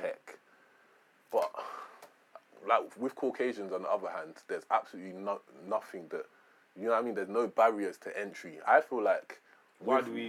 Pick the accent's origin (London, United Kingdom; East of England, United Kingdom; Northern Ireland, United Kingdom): London, United Kingdom; I grew up in Peckham